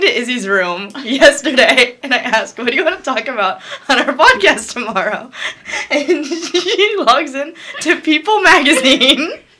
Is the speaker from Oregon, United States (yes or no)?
yes; Portland, Oregon, United States; moved away; I'm from Portland, Oregon